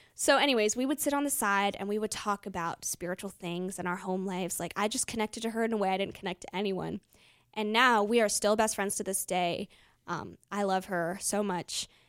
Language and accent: English; United States; growing up in America